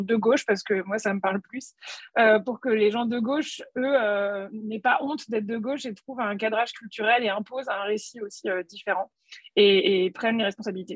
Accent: Nantes, Pays de la Loire, France; je suis nantaise

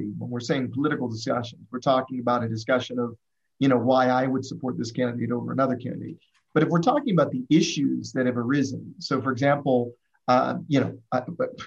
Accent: Midwest, United States; we're from the Midwest, we're from this kind of background

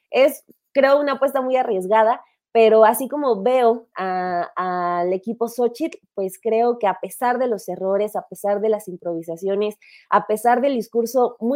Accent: State of Mexico, Mexico; a mí no me va a salir lo, lo, norteño porque soy muy mexiquense.

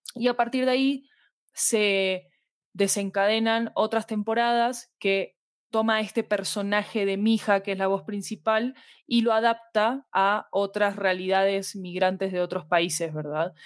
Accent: Argentina; moved away as an adult; now in Colombia; soy argentina, vivo en Colombia desde hace 10 años

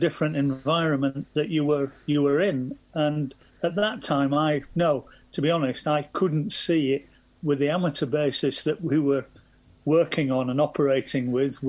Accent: Scotland, United Kingdom; being Scottish

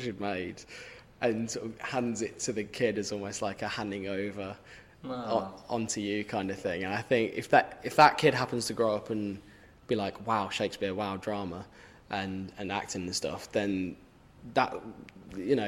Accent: Birmingham, West Midlands, United Kingdom; accent: Brummy; my own, so like Brummy

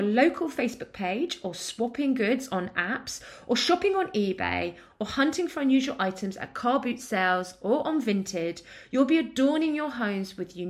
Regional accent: East of England, United Kingdom; What I'm from Essex.

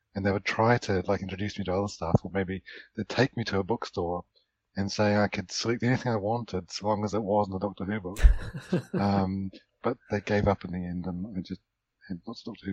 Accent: New Zealand; obviously I grew up in New Zealand, I'm from New Zealand

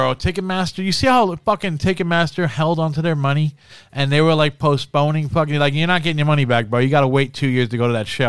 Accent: New Jersey, United States; I'm from New Jersey, born and bred.

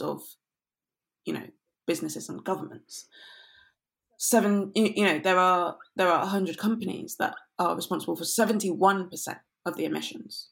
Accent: London, United Kingdom; growing up I grew up in London, but the part of London I grew up in was quite leafy

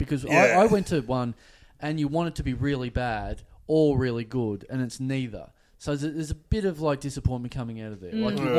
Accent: Maryborough, Victoria, Australia; also born or lived in Williamstown / Abbotsford; now in Melbourne, Australia; Now, I originally come from Maryborough, like, small town of Maryborough.

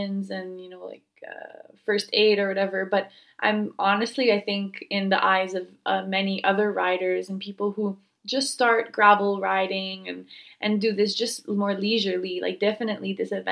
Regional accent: Montreal, Quebec, Canada; moved away; I'm from Montreal, Canada

